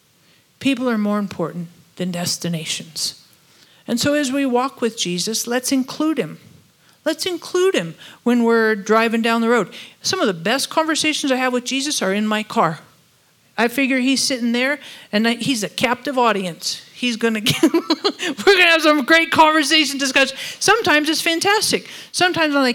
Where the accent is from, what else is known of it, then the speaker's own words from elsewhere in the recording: United States; we're all from America